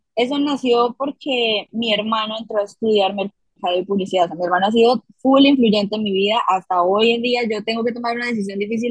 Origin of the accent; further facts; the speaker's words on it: Bucaramanga, Santander, Colombia; Yo crecí en una familia muy bonita, eh, al norte de la ciudad en donde nací, en Bucaramanga, Santander